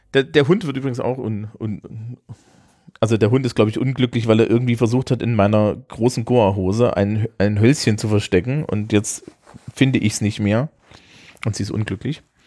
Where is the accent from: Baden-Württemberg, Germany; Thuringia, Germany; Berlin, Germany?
Thuringia, Germany; Ich bin Thüringer